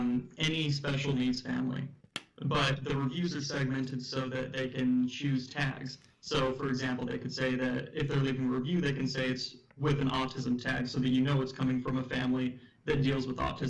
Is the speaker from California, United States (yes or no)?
yes; Orange County, California, United States; I grew up in Orange County.